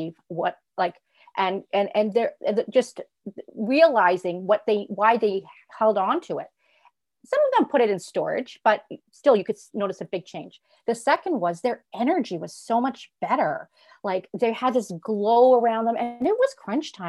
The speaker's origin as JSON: {"language": "English", "town": "Toronto", "region": "Ontario", "country": "Canada", "tie": "born or raised there", "also_born_or_lived": "Europe", "said": "I'm from Toronto, Ontario"}